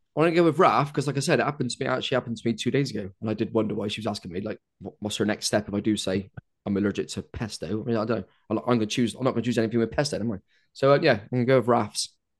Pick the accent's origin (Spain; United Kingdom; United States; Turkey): United Kingdom; being British